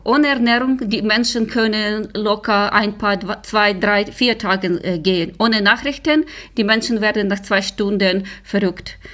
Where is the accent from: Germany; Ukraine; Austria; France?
Ukraine; German is a second language; moved away; ich komme aus der Ukraine, ich bin dort geboren und äh, gewachsen